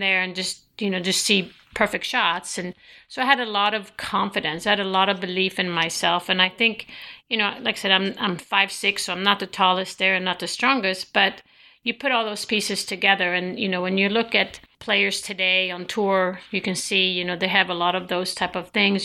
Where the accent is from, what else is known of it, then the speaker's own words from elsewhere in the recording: Sweden; moved away; growing up in Sweden